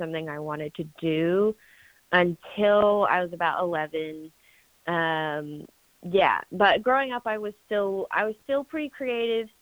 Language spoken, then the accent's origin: English; Franklin, Tennessee, United States; now in Nashville, United States; I was born and raised in Franklin. Actually, a few years ago, I actually moved to Nashville, but I was born and raised in Franklin.